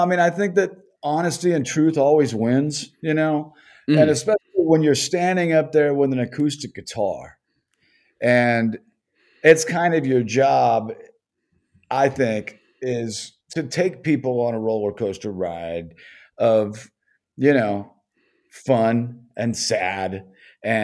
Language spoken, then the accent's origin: English; Los Angeles, California, United States; I was born and raised in Los Angeles